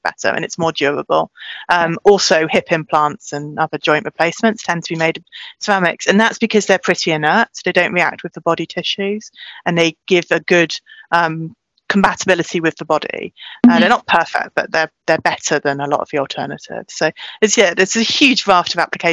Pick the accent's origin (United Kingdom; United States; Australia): United Kingdom; South Wales; moved away; I grew up in South Wales. I lived near Cardiff, went to school there